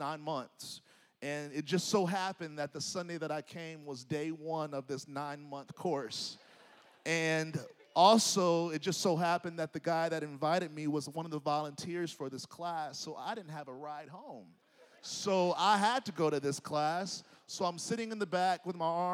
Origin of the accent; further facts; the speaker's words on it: Nashville, Tennessee, United States; moved away as an adult; I grew up in Nashville. I went to college in Nashville.